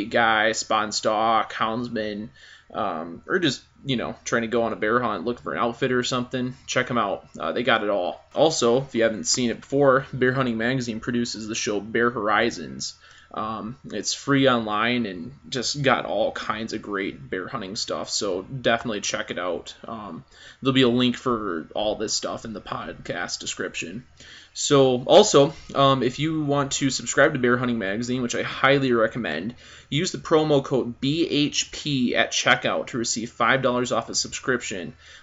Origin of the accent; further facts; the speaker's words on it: Michigan, United States; I'm from Michigan.